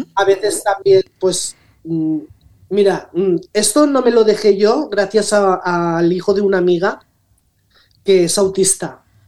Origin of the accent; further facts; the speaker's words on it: Rocafort, Valencian Community, Spain; nací aquí en Rocafort